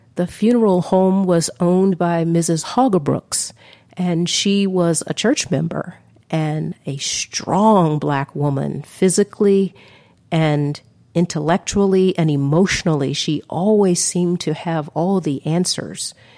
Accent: Atlanta, Georgia, United States; also born or lived in Washington, D.C.; growing up in the civil rights era in Atlanta in the 60s

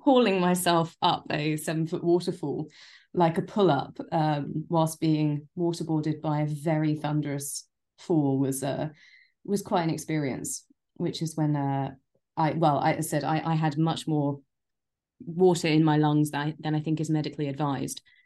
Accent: London, United Kingdom; also born or lived in Japan; I am a born and bred Londoner.

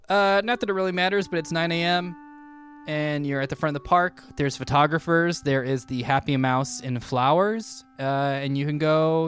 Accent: Fullerton, California, United States; I am from Fullerton.

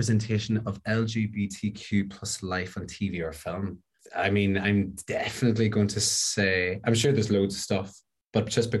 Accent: Northern Ireland, United Kingdom; my culture sort of growing up in Northern Ireland

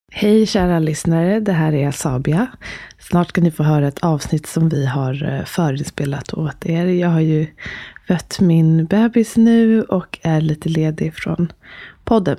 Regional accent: Stockholm, Stockholm County, Sweden; man är från Stockholm

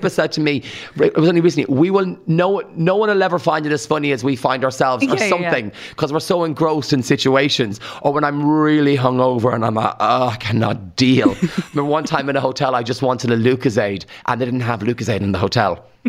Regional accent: Rathangan, County Kildare, Ireland; I say karma because I'm from Rathang and we talk like that. I had elocution lessons back in the day and that's why I talk differently.

